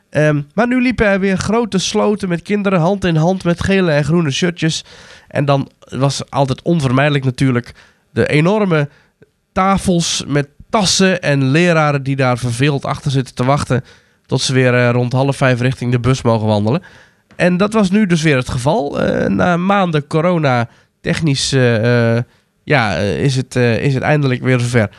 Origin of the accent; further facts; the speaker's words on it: North Brabant, Netherlands; ik kom natuurlijk uit Brabant, dus we gingen bijna nooit met schoolreis naar de Efteling